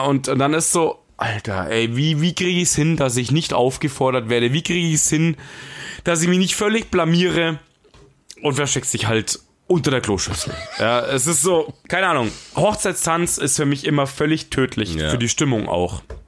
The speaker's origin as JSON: {"language": "German", "region": "Bavaria", "country": "Germany", "said": "ich als Bayer"}